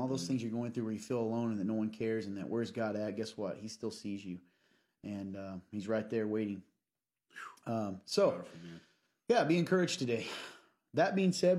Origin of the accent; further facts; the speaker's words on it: Kentucky, United States; I am from Kentucky